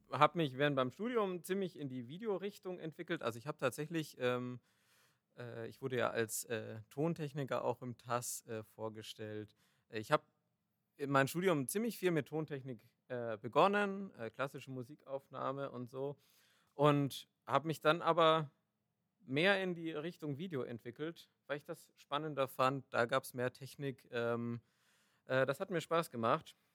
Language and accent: German; Nuremberg, Bavaria, Germany; born there; now in Düsseldorf, Germany